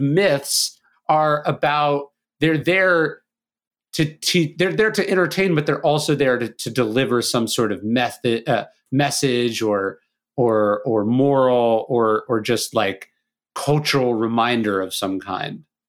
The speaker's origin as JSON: {"language": "English", "region": "California", "country": "United States", "tie": "born or raised there", "said": "I grew up in California"}